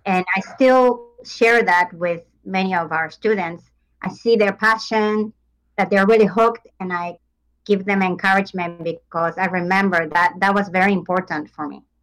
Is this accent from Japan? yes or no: yes; Japan; moved away as an adult; I come from Japan. I mm-hmm. grew up in Japan.